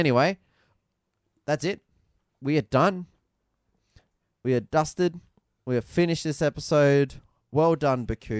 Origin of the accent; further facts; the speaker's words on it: Northern Territory, Australia; But we're from the Territory and all our friends are from the Territory.